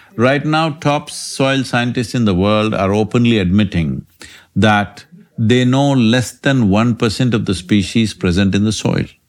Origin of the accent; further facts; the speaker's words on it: India; I'm Indian